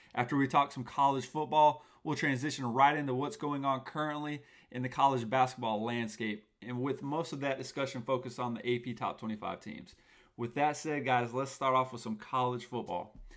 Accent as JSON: {"language": "English", "town": "Tallahassee", "region": "Florida", "country": "United States", "said": "I'm from Tallahassee, Florida, the home of the Seminoles"}